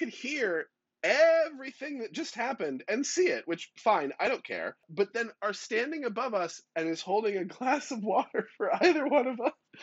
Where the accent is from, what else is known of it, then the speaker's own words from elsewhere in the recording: California, United States; moved away; also born or lived in New York City; I lived in New York for 10 years and I grew up in California